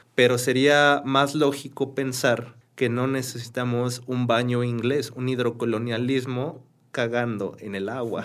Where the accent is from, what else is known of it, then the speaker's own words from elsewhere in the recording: Querétaro, Mexico; yo soy queretano, yo nací en Querétaro, tengo muy bellas memorias eh, en Querétaro